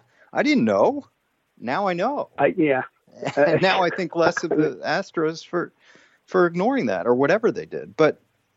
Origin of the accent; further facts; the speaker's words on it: Washington, District of Columbia, United States; I'm claiming Nationals fandom because I grew up, born and raised in Washington, D.C. without a team.